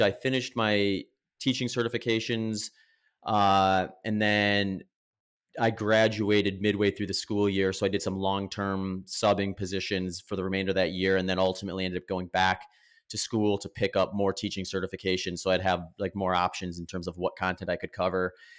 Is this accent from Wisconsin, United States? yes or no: yes; Wisconsin, United States; moved away as an adult; also born or lived in Northern California / Phoenix, Arizona; now in Austin, United States; I grew up in Wisconsin, lived there for about 20 years.